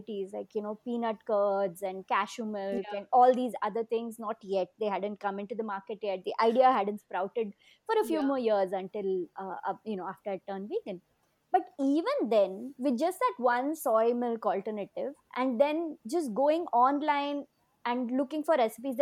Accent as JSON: {"language": "English", "town": "Bangalore", "region": "Karnataka", "country": "India", "tie": "born or raised there", "said": "in my hometown"}